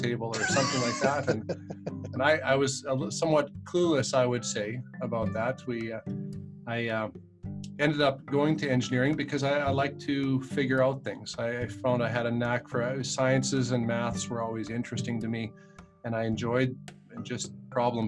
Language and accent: English; Saskatoon, Saskatchewan, Canada; I largely grew up, I was born in Saskatoon